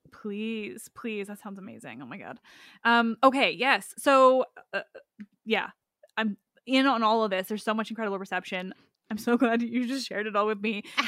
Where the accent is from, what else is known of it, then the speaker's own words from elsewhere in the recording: Canada; as a Canadian